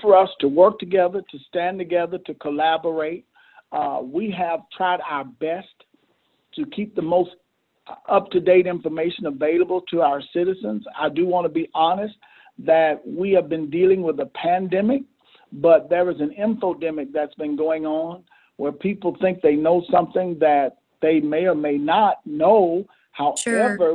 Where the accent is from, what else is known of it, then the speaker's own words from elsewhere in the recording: Mississippi, United States; moved away as an adult; now in Camden, United States; I was born and bred in Mississippi.